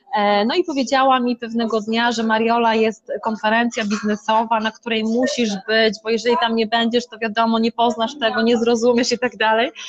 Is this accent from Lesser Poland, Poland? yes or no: no; Szczytno, Warmian-Masurian Voivodeship, Poland; moved away as an adult; now in Tricity, Poland; ja pochodzę z Mazur, z małej miejscowości Szczytno